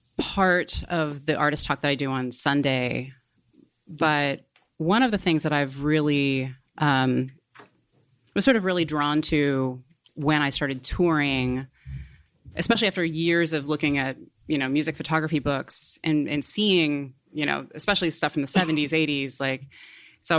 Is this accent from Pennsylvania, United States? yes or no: no; Portland, Oregon, United States; also born or lived in Beaverton, Oregon; I grew up in Portland